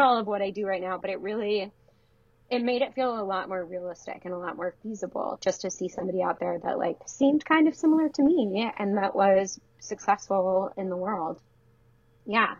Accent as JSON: {"language": "English", "town": "Detroit", "region": "Michigan", "country": "United States", "tie": "born or raised there", "moved": "yes", "lives_now": "Baltimore, United States", "said": "I'm from yeah, outside of Detroit, the suburbs"}